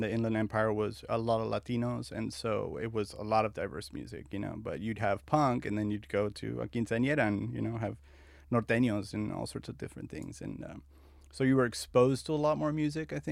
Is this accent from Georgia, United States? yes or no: no; La Puente, California, United States; also born or lived in Azusa / Covina / West Covina / Argentina; So mostly, I grew up in La Puente, Azusa, Covina, West Covina. We moved around a lot, and then uh, we moved to Argentina. My family's from Argentina, so.